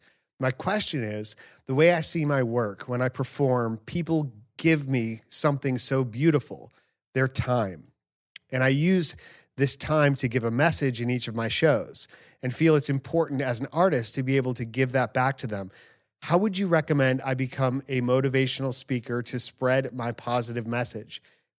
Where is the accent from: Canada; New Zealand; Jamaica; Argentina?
Argentina; now in Kuwait; I'm from Argentina, currently working in Kuwait